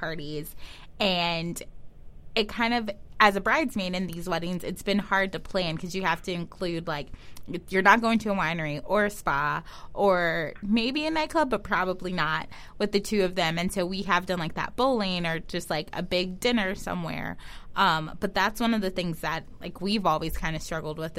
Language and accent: English; Kansas City, Missouri, United States; I'm from Kansas City